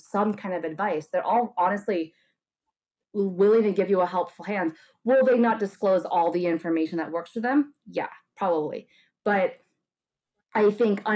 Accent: La Quinata, California, United States; Rach, like you and I grew up in La Quinata

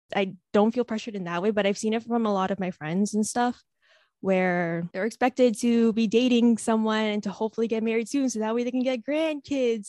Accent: Philippines; as an Asian, as a Filipino

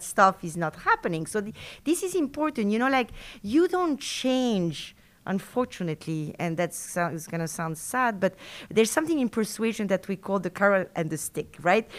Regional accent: Argentina; first language Spanish; English is a second language; moved away as an adult; also born or lived in France; now in Madison, United States; I was born in Argentina from French parents. So I grew up in South America with French parents

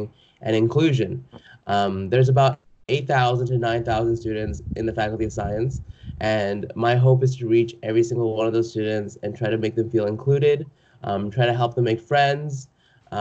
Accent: Calgary, Alberta, Canada; moved away as an adult; now in Vancouver, Canada; I'm from Calgary, so I'm not even from Vancouver, but I'm staying on res right now

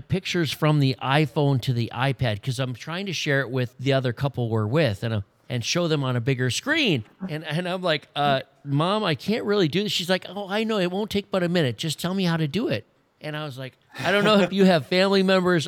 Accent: Wisconsin, United States; moved away; I'm from Wisconsin

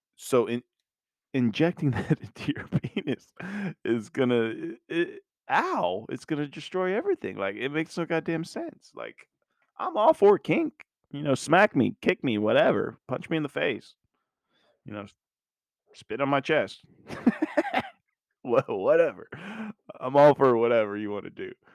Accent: Mannheim, Baden-Württemberg, Germany; I was born in Germany, Mannheim, Baden-Württemberg

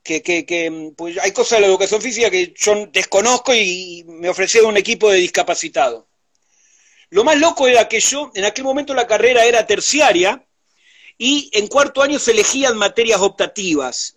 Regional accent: Buenos Aires, Argentina; Vengo de, la capital federal, soy porteño de nacimiento

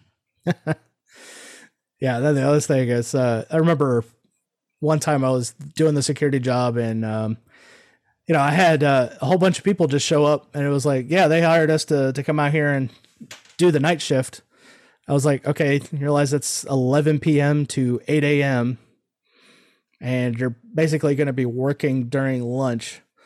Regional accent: Omaha, Nebraska, United States; now in Houston, United States; I was born in Omaha, Nebraska, so I'm one of those damn Yankees that came down here, moved, and then stayed

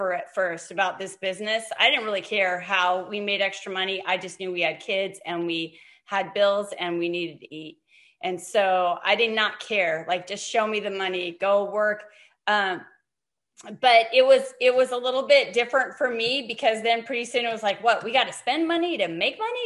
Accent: Montana, United States; moved away as an adult; also born or lived in Fresno, California; I'm from Montana, and I grew up there, born and raised there

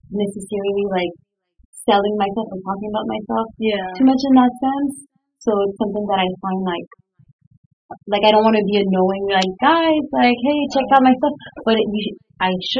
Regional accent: Quebec City, Quebec, Canada; moved away; I grew up in Quebec City, and Quebec City doesn't have a huge entertainment industry.

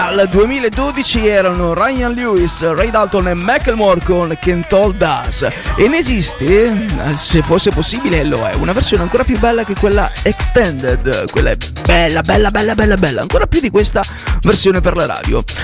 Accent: Pizzo, Calabria, Italy; io che sono di Pizzo Calabro, che sono calabrese

